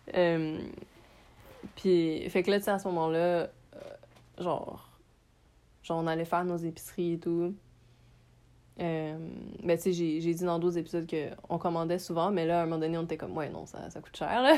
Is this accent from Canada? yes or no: yes; Montreal, Quebec, Canada; je suis née à Montréal, j'ai grandi à Montréal